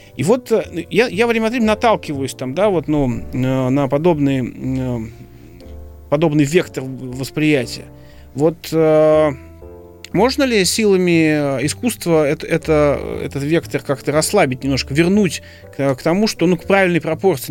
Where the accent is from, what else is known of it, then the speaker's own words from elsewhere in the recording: Moscow, Russia; я москвич